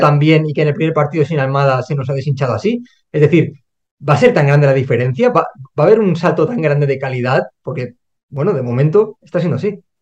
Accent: Spain; Primero, porque somos españoles

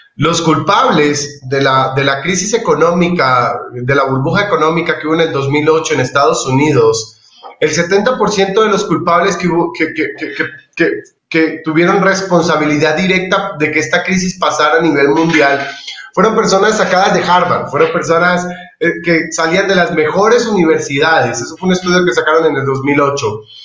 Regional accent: Colombia; now in Ecuador; yo soy colombiano, pero soy de corazón ecuatoriano.

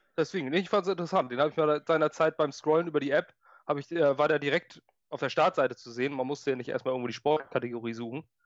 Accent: Schleswig-Holstein, Germany; ich bin Schleswig-Holsteiner.

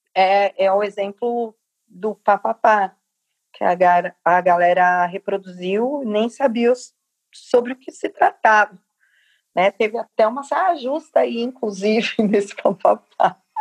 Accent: Capão Redondo, São Paulo, Brazil; Capão Redondo, que é minha quebrada

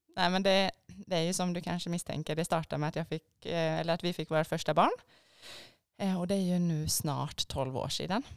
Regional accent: Borås, Västra Götaland, Sweden; moved away as an adult; also born or lived in Stockholm, Sweden; now in Lierskogen, Norway; Borås i Sverige

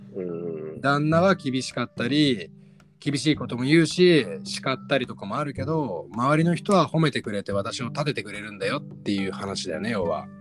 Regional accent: Japan; 日本で生まれ育った

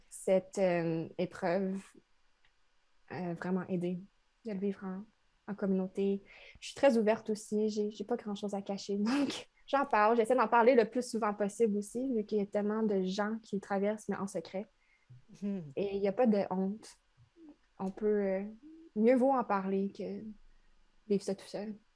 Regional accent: Trois-Rivières, Quebec, Canada; moved away as an adult; now in Montreal, Canada; je viens de Trois-Rivières. C'est une ville entre Québec et Montréal, la deuxième plus ancienne ville du Québec

